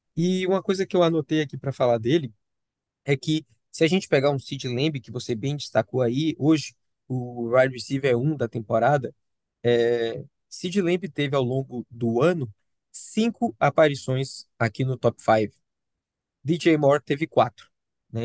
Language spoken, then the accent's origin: Portuguese; Salvador, Bahia, Brazil; eu, como baiano soteropolitano